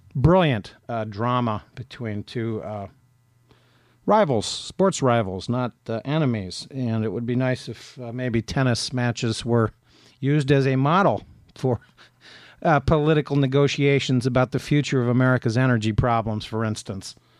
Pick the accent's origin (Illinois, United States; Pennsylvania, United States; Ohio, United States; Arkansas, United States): Ohio, United States; Appalachian; I grew up in Appalachia, Ohio